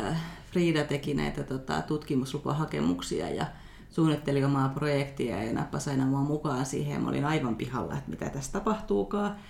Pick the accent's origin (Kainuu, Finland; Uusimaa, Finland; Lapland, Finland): Kainuu, Finland; Kajaani; moved away as an adult; also born or lived in Helsinki / Vantaa; mä oon siis Kajaanista kotoisin